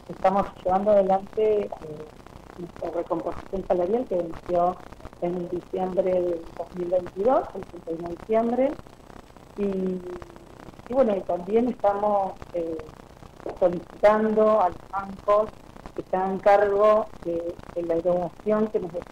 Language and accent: Spanish; Santa Fe, Argentina; soy de Santa Fe.